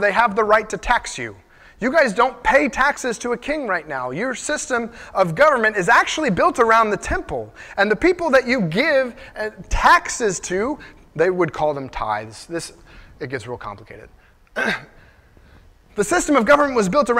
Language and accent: English; United States; So I'm an American. I'm proud to be an American.